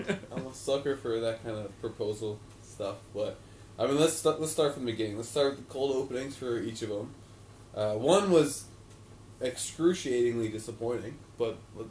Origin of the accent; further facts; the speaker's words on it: the South, United States; accent: southern; Ryan, don't try to suppress my southern accent.